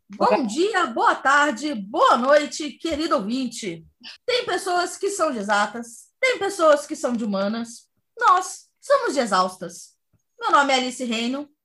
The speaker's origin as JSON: {"language": "Portuguese", "town": "Cuiabá", "region": "Mato Grosso", "country": "Brazil", "said": "na minha terra, Cuiabá"}